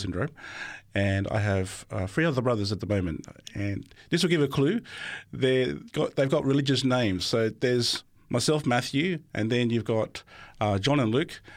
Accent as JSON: {"language": "English", "town": "Sydney", "region": "New South Wales", "country": "Australia", "tie": "born or raised there", "also_born_or_lived": "Melbourne, Victoria", "said": "I only lived there for about five years. until my father decided to move us all to New South Wales, where I'm currently at ever since then."}